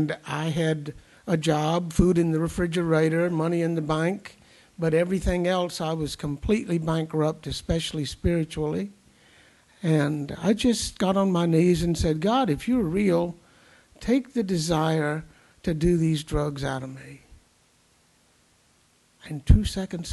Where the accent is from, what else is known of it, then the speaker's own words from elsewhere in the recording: the South, United States; moved away; When I was coming up in the heat and humidity down south